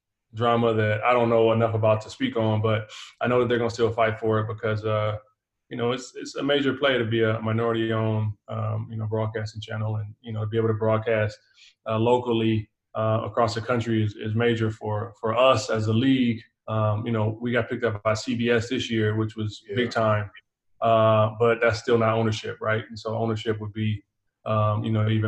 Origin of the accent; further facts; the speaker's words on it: Compton, California, United States; also born or lived in Greece / Australia / Atlanta; Born and raised in Compton, California. You know, lived my whole life in Southern California up until college